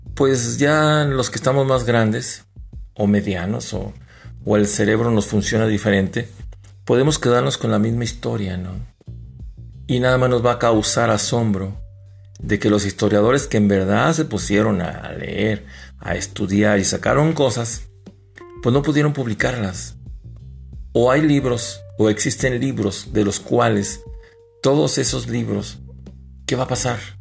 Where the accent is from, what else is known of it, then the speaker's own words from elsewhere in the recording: Mexico; somos los mexicanos